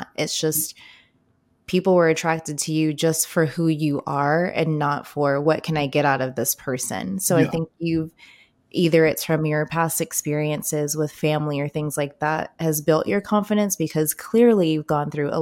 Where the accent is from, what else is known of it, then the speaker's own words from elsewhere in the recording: Baltimore, Maryland, United States; moved away; I grew up in Baltimore